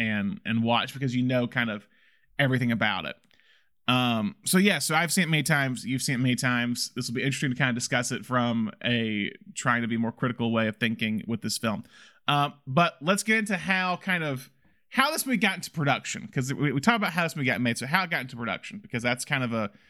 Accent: Alabama, United States; It might be because I'm from Alabama, but I really love kind of Harper Lee's writing style.

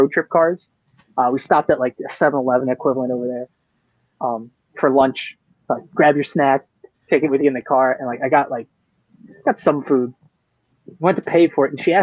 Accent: United States; the American

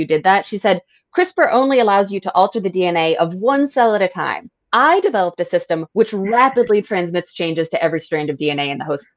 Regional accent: Massachusetts, United States; I'm from Massachusetts

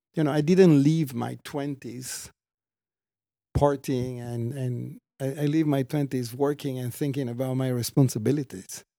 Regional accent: Treviso, Veneto, Italy; moved away; I was born in Italy

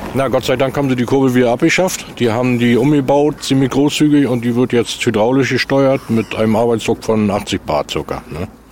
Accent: Ueckermünde, Mecklenburg-Vorpommern, Germany; als Junge, ich bin hier in Neckarmünde geboren

